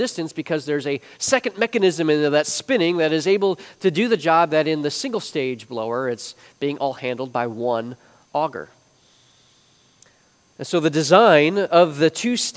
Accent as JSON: {"language": "English", "town": "Chicago", "region": "Illinois", "country": "United States", "tie": "born or raised there", "moved": "yes", "said": "I grew up in the Chicagoland area"}